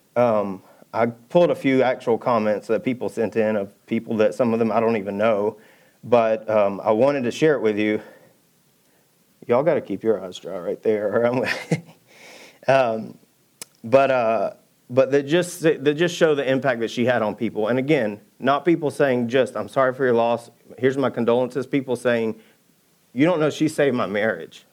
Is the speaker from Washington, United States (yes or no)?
no; Georgia, United States; also born or lived in Birmingham; now in Texas, United States; I'm from Georgia. We just put cane poles in little ponds